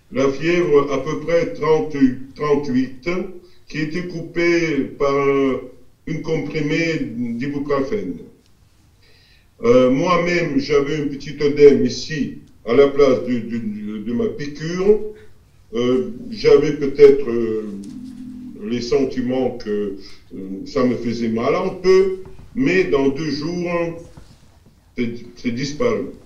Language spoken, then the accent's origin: French; Russia; French is a second language; chez nous en Russie